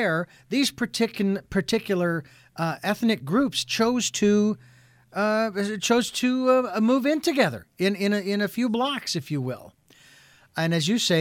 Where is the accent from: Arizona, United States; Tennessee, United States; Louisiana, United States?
Arizona, United States; Phoenix; moved away as an adult; I was born and raised in Phoenix, Arizona